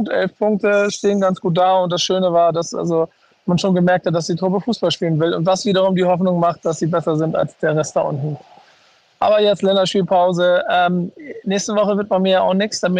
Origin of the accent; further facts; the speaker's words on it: Bremen, Germany; Ich freue mich da nicht nur als Bremer, sondern als Bremer ja sogar fast weniger.